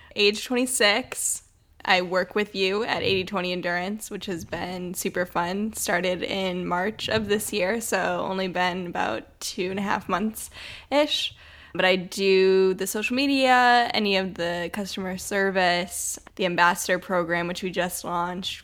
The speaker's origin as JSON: {"language": "English", "town": "Detroit", "region": "Michigan", "country": "United States", "tie": "born or raised there", "said": "I grew up in Metro Detroit, Michigan in a pretty suburban area"}